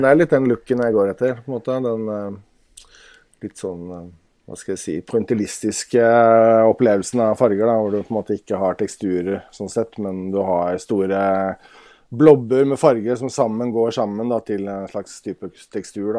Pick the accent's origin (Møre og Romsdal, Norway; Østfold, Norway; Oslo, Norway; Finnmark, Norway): Oslo, Norway; now in Nesodden, Norway; jeg kommer fra Oslo